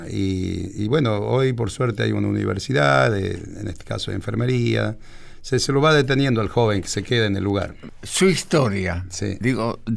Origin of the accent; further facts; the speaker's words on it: Chaco salteño, Salta, Argentina; nací ahí, en un paraje, hoy ya prácticamente va pintando para un pueblito